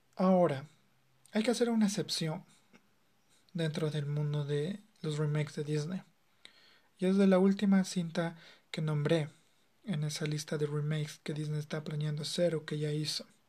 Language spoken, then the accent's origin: Spanish; Ecuador